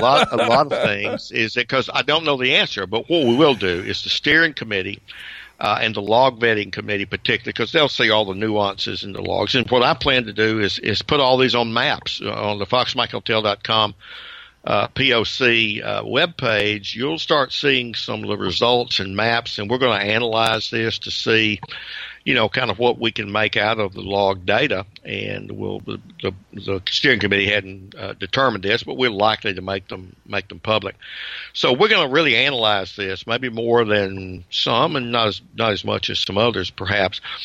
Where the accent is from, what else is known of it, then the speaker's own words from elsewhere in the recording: Georgia, United States; I'm from Georgia